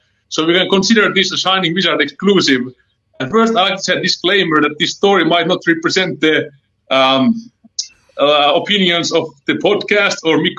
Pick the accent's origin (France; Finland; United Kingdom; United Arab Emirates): Finland; Helsinki, Uusimaa; English is a second language; also born or lived in Tucson, Arizona; now in Illinois, United States; my accent is a little bit thick. I'm from Helsinki, Finland.